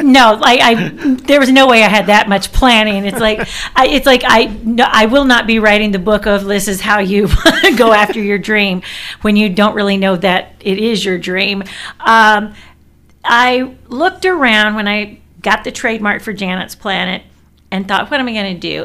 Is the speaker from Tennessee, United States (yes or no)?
yes; Tennessee, United States; I'm from Tennessee.